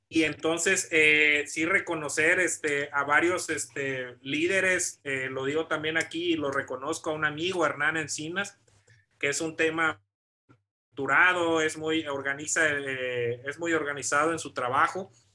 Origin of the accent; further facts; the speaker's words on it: Morelia, Michoacán, Mexico; moved away as an adult; also born or lived in Puebla; soy originario de Morelia, Michoacán. Eh, desde pequeño toda mi familia practica deporte